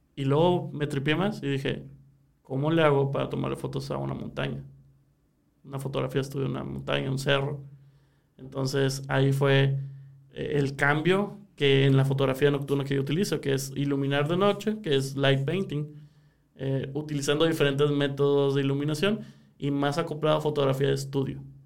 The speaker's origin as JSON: {"language": "Spanish", "region": "Sonora", "country": "Mexico"}